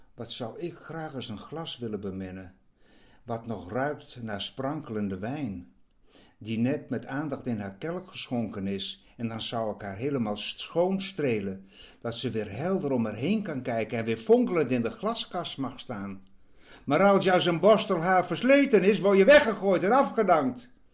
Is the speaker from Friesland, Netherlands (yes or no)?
yes; Friesland, Netherlands; Ik ben een Fries